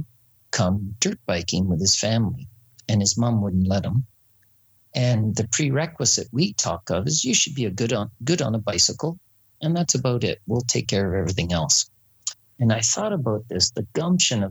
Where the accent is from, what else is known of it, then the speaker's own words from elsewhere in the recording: United Kingdom; I'm British